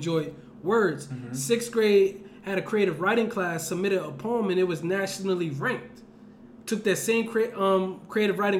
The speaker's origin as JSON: {"language": "English", "town": "Camden", "region": "New Jersey", "country": "United States", "said": "I'm from Camden, New Jersey"}